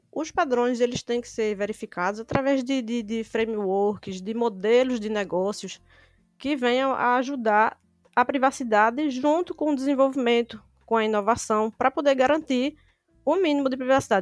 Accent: Recife, Pernambuco, Brazil; sou de Recife

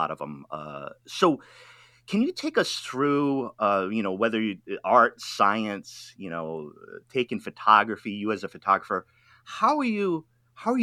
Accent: Rhode Island, United States; moved away as an adult; now in West Coast, United States; I am from Rhode Island, which is the ocean state

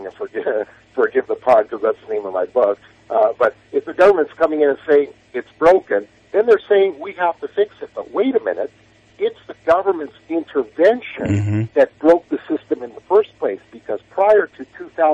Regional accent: United States; we're true-blooded Americans. We're American.

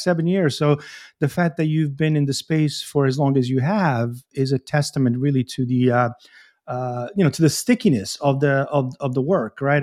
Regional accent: Bari, Apulia, Italy; I'm from Puglia, I'm from Bari.

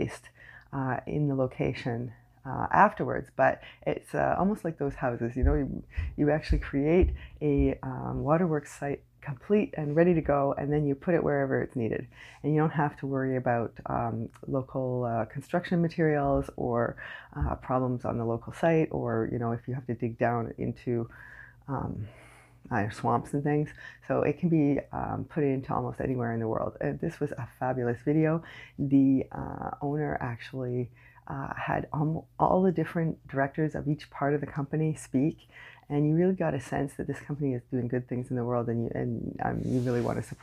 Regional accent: Canada; I am unapologetically Canadian

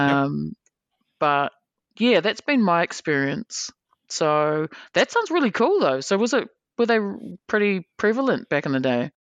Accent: New Zealand; we're from New Zealand

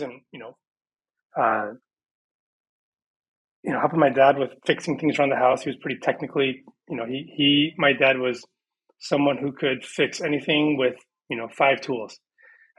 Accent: Beaverton, Oregon, United States; first language Persian; English is a second language; also born or lived in Evanston, Illinois / Santa Cruz, California; So I can't claim Portland. I have to claim Beaverton.

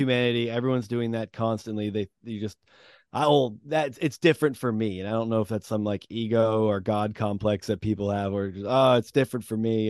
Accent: New England, United States; also born or lived in Massachusetts; I've grown up in New England

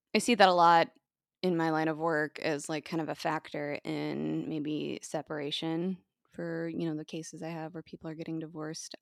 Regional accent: United States

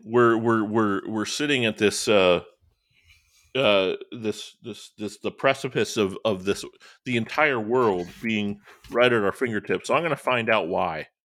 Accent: Northwest Indiana, United States; I grew up in Northwest Indiana

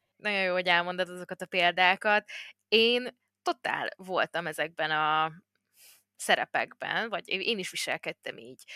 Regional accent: Hungary

